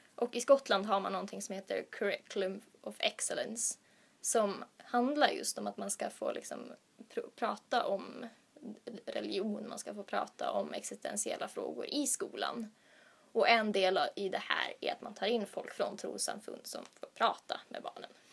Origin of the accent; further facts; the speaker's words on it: Sweden; moved away as an adult; now in Uppsala, Sweden; Från början så kommer jag från Göteborgs stift